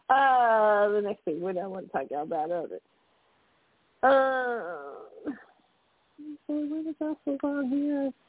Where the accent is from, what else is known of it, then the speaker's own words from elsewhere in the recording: Texas, United States; Uh, Yolanda is my friend too, and I'm from Texas.